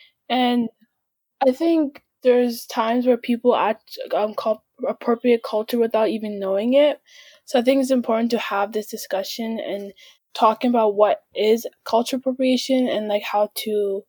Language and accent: English; Canada; born there; I was born in Canada, but my family's from Sudan.